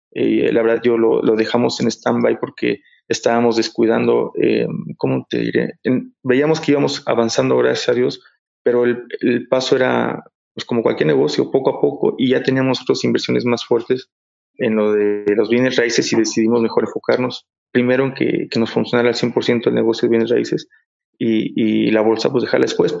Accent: Mexico; aquí, bueno, aquí en México

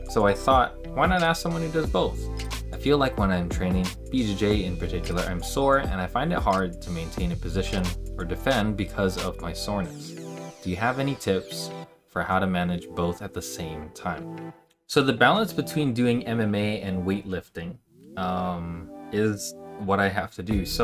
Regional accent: Philippines; now in Virginia Beach, United States; I'm Filipino, and I'm a full time martial artist at my family's academy in Virginia Beach, Virginia.

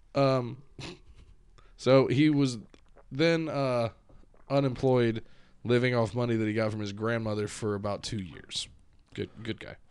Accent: United States; now in Ohio, United States; I'm proud of being American

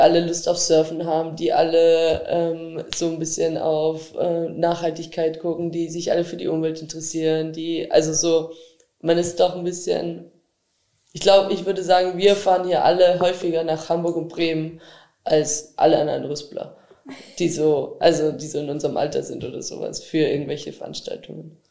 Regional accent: Austria; now in Germany; ich komme aus Österreich

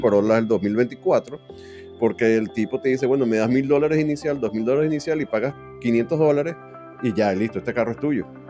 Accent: Venezuela; moved away as an adult; also born or lived in Miami, United States / Liberty Hill, Texas; now in United States; hablo de venezolanos porque es con quien me identifico más por ser venezolano

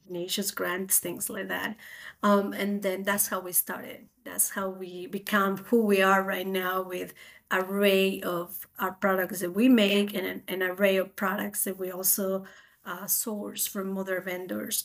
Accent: Spain; moved away as an adult; now in United States; I'm originally from Spain, so I came to America to do a master degree

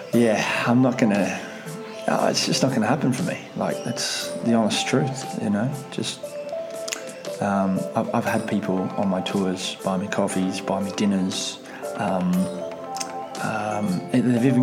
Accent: Russia; moved away; I'm from Russia. Technically, I'm from the Soviet Union, so we've got a whole bartering system where I'm from. So I guess it's just, that's my upbringing

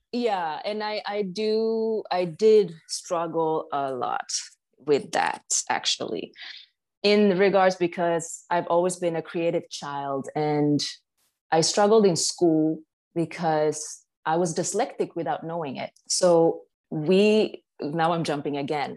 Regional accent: Stockholm, Stockholm County, Sweden; I was born in Stockholm, Sweden

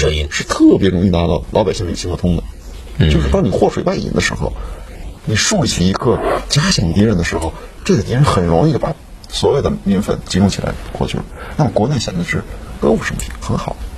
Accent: China; 我们是中国人

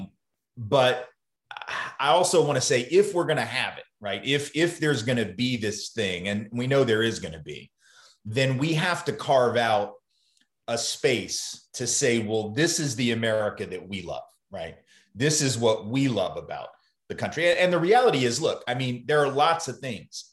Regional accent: the South, United States; accent: Southern; I've come to peace with being a Southerner, being someone who's lived in the South my whole life

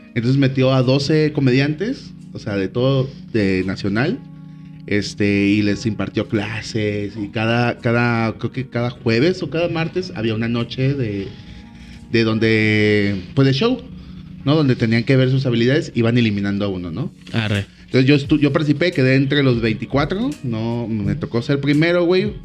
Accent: Colima, Mexico; also born or lived in Guadalajara; vengo de Colima

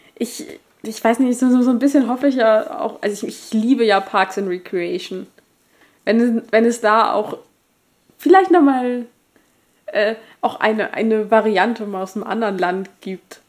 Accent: Germany; wir sind Deutsche

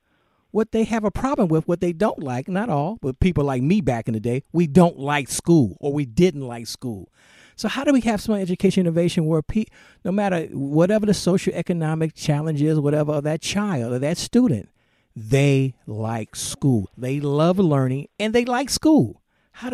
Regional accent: United States; I'm an American citizen

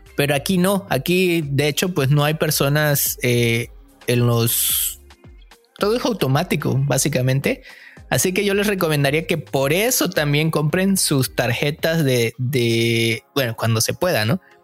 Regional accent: Mexico; moved away as an adult; now in Vancouver, Canada; yo me vine de México

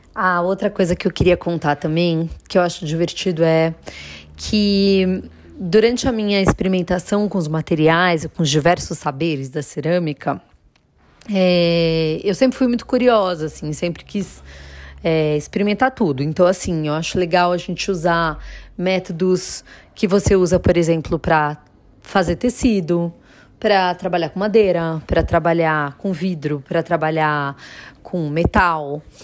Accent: Jundiaí, São Paulo, Brazil; eu sou de Jundiaí

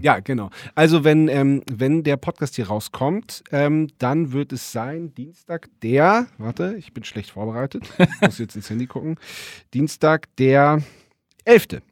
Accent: Germany; ich bin ja Biefke, ähm, ich bin ja Deutscher

